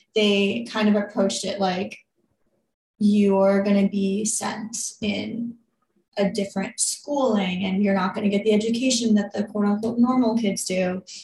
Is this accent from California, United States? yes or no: no; New York, United States; I grew up here in New York and you know, grew up dancing